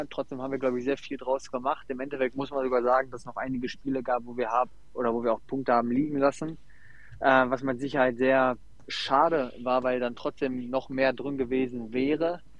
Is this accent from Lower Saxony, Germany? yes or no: no; Essen, North Rhine-Westphalia, Germany; Ich komme aus Essen und äh, habe dann eigentlich bei meinem Heimatverein um die Ecke angefangen bei DJK Adler Frintrop